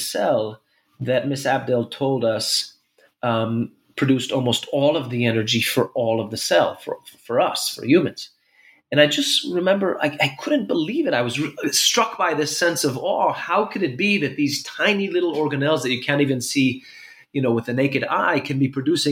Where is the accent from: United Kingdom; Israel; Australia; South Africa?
Israel; Jerusalem, Jerusalem District; also born or lived in New York City, United States; I was born in Jerusalem about 46 years ago.